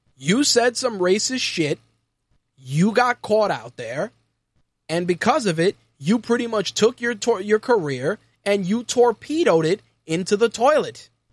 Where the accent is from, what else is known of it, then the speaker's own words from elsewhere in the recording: New York City, New York, United States; Growing up in New York City in nineteen eighty, being someone that grew up in a, in a Puerto Rican household